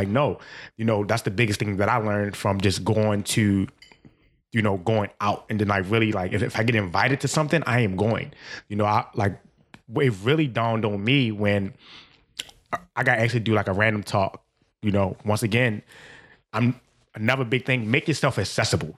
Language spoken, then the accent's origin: English; Baltimore, Maryland, United States; I'm from Baltimore